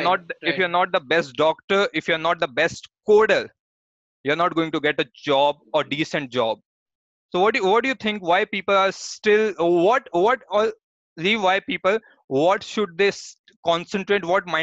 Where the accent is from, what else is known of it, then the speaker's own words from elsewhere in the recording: Jaipur, Rajasthan, India; moved away as an adult; now in Bangalore, India; I'm from Jaipur